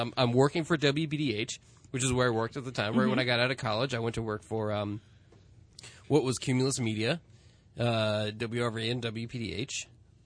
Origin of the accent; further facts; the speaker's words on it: Westchester, New York, United States; also born or lived in White Plains; I grew up in Westchester